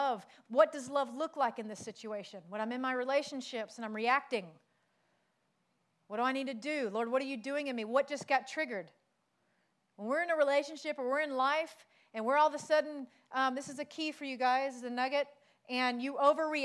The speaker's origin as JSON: {"language": "English", "region": "South Carolina", "country": "United States", "also_born_or_lived": "Pacific Islands", "moved": "yes", "said": "I'm from South Carolina."}